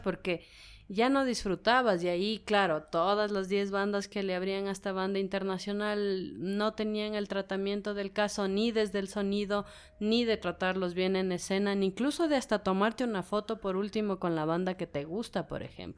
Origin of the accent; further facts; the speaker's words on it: Ecuador; como ecuatorianos